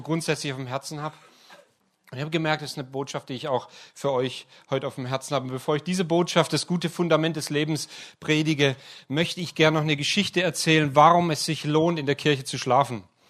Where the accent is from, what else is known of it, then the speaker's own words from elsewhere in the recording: Heilbronn, Baden-Württemberg, Germany; moved away; also born or lived in Ludwigsburg; Ich bin in Heilbronn aufgewachsen und habe in Ludwigsburg studiert